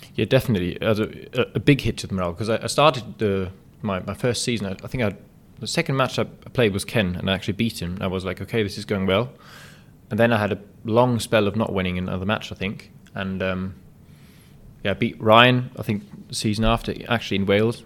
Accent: Berlin, Germany; it's my hometown

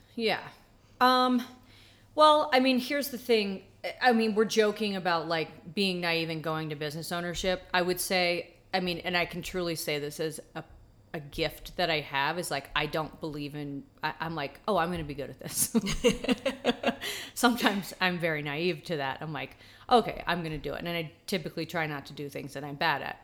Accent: Atlanta, Georgia, United States; I was born and raised in Atlanta

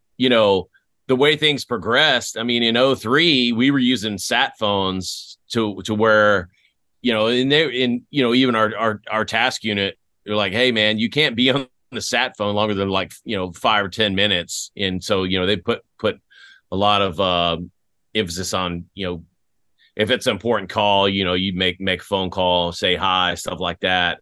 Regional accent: West Tennessee, United States; moved away; also born or lived in Greece / Fort Riley, Kansas / Germany; I grew up in West Tennessee

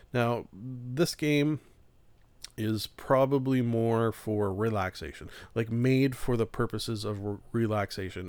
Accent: Canada; being Canadian

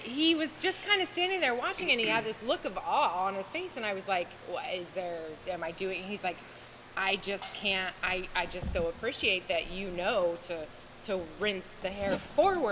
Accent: Ohio, United States; moved away as an adult; now in Southern Indiana, United States; I grew up in Ohio, born and raised.

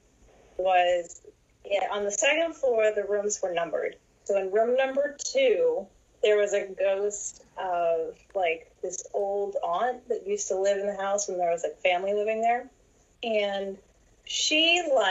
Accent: New Gloucester, Maine, United States; now in North Carolina, United States; So I grew up in New Gloucester, Maine. I'm a New Englander. Now I'm living down in North Carolina

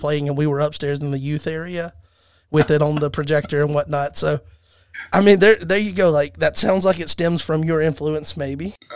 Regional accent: Alabama, United States; I'm from Alabama

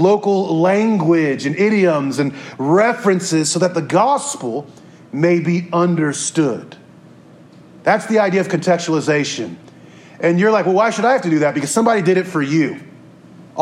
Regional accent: Topeka, Kansas, United States; I'm from Topeka, Kansas

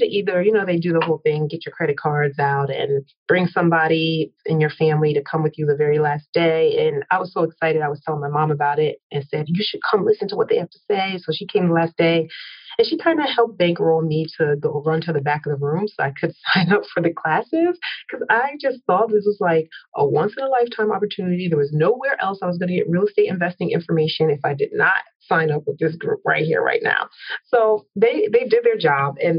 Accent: New Jersey, United States; moved away as an adult; also born or lived in Philadelphia, Pennsylvania / upstate New York / New York City; born in Philly, raised in South Jersey, moved to New York City after I went to college upstate New York

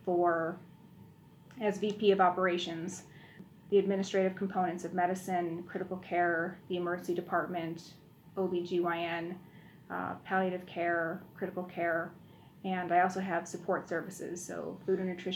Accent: Buffalo, New York, United States; I grew up in Buffalo

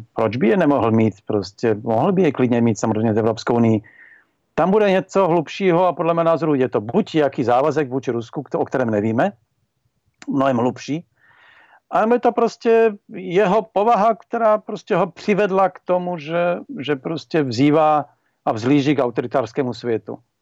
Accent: Slovakia; z toho slovenského pohledu

